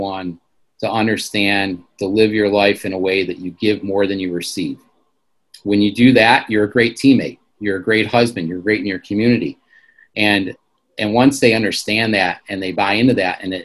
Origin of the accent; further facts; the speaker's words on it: Michigan, United States; I'm from Michigan